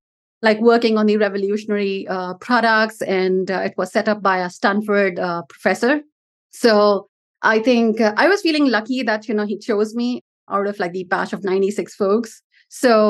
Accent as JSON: {"language": "English", "country": "India", "said": "I come from India"}